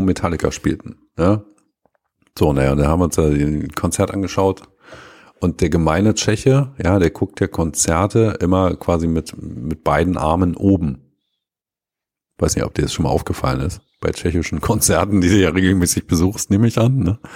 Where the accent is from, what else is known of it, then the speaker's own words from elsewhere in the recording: Germany; wir als Deutsche